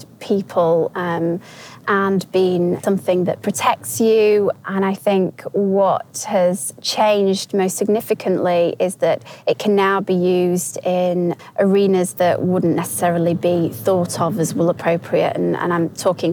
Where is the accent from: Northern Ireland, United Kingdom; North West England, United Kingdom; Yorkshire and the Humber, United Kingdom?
Yorkshire and the Humber, United Kingdom; I'm from Yorkshire, which is a well-known area of the UK